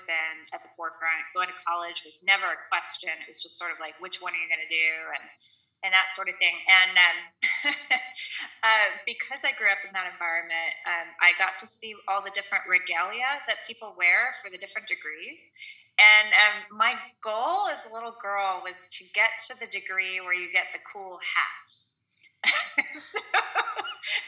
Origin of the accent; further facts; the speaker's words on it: Kansas City, United States; moved away as an adult; now in Florida, United States; I was born and raised in Kansas City and lived there most of my life until the last 3 years